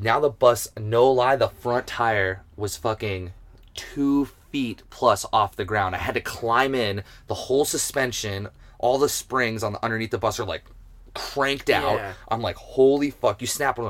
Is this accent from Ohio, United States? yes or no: yes; Cleveland, Ohio, United States; now in Western Massachusetts, United States; I grew up in Cleveland, Ohio